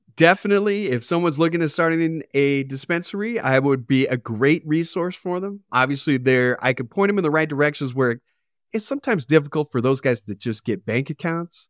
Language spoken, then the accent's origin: English; Arcadia, California, United States; I grew up in Arcadia.